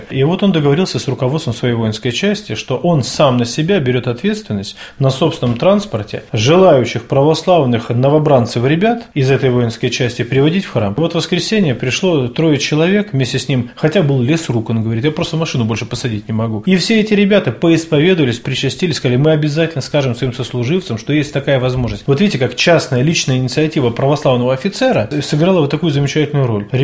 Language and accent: Russian; Polyarny, Murmansk Oblast, Russia; Я из города Полярного.